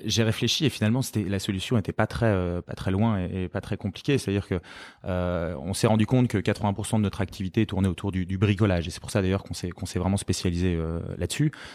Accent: Lille, Hauts-de-France, France; moved away as an adult; also born or lived in London; je suis lillois d'origine

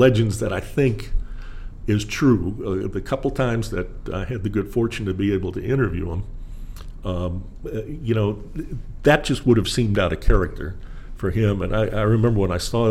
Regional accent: Milwaukee, Wisconsin, United States; moved away as an adult; also born or lived in Jacksonville, Florida / Spartanburg, South Carolina; now in South Carolina, United States; I grew up in Wisconsin in Milwaukee, yep. I was just a kid there. South side of Milwaukee.

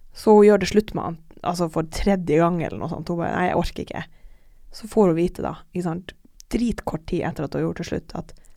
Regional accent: Alta, Finnmark, Norway; moved away; jeg har også en venninne hjemme i Alta

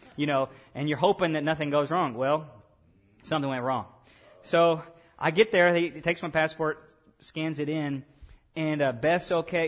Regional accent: Lake Village, Arkansas, United States; I was born in Lake Village, Arkansas, and when I was born, that little small town hospital, uh, they gave me a citizenship.

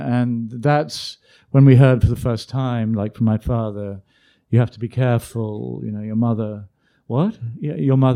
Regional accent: London, United Kingdom; also born or lived in South Africa; now in United States; I was born in London in 55. We went back to South Africa for 2 years, and then they definitively emigrated in 1957

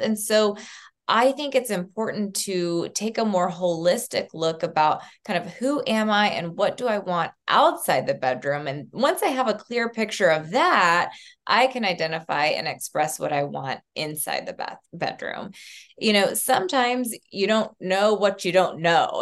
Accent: Southeast Tennessee, United States; moved away as an adult; also born or lived in Texas; I was growing up in Southeast Tennessee in a small town, very conservative

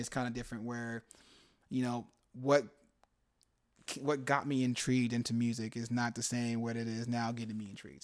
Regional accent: Phoenix, Arizona, United States; also born or lived in California; I came back to my city

